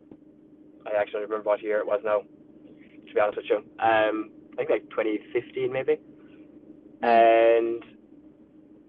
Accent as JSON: {"language": "English", "country": "Ireland"}